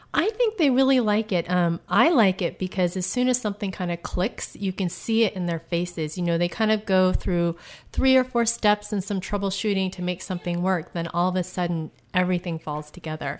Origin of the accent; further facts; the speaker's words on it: United States; now in Tucson, United States; I'm originally from Washington, but I live in Tucson, Arizona